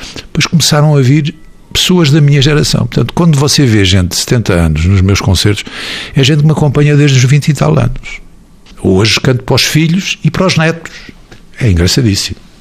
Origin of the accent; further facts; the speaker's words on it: Portugal; eu sou muito portuga e adoro a minha terra